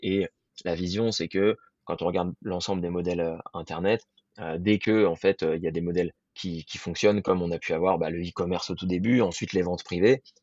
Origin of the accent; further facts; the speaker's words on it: Paris, Île-de-France, France; moved away as an adult; also born or lived in Germany / Annecy; moi je viens de Paris à la base